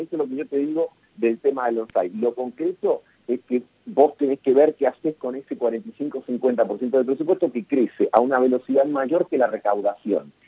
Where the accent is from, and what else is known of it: Argentina